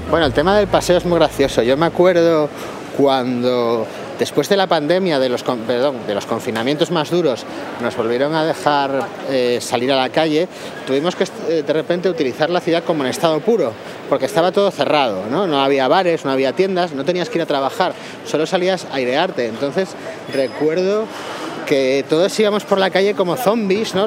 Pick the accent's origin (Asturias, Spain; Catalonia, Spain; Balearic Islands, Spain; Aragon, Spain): Asturias, Spain; Oviedo; moved away; also born or lived in Madrid; En Oviedo, mi ciudad natal